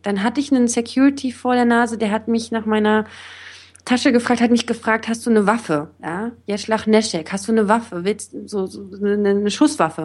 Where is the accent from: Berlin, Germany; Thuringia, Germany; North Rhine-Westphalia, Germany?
Berlin, Germany; moved away as an adult; also born or lived in Israel; Ich bin jetzt auch nicht, noch nicht so lange wieder zurück hier in meiner Heimatstadt